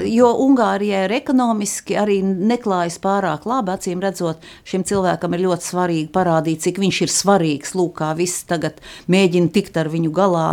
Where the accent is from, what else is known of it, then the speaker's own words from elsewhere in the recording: Latvia; tā ir mana dzimtene